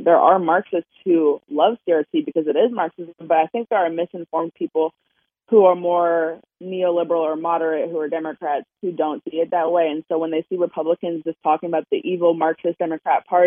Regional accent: Maryland, United States; I'm from Maryland, so it's more blue than Virginia for sure

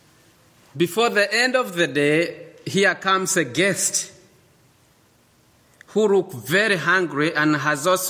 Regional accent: Eldoret, Uasin Gishu County, Kenya; moved away; also born or lived in Uganda; I was born in a place called Eldoret, dominated by a tribe called Kalenjin.

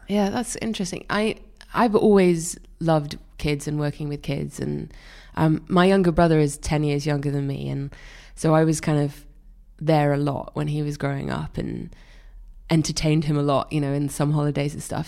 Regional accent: Wales, United Kingdom; born or raised there

